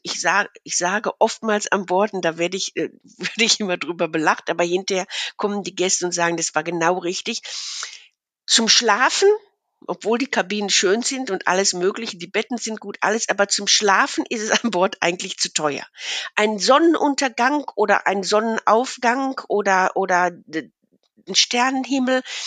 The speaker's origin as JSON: {"language": "German", "area": "Ruhr area", "region": "North Rhine-Westphalia", "country": "Germany", "tie": "born or raised there", "moved": "as an adult", "lives_now": "Münsterland, Germany", "said": "aufgewachsen bin ich im Ruhrgebiet"}